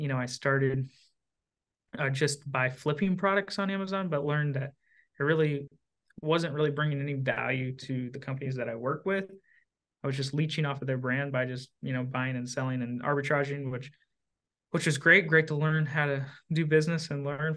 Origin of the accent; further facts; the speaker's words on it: Southern Indiana, United States; I'm from Southern Indiana, right across the river from Louisville, Kentucky.